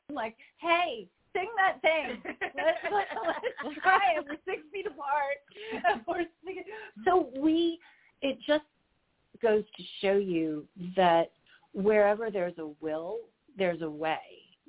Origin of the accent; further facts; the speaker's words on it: Orlando, Florida, United States; I'm from Orlando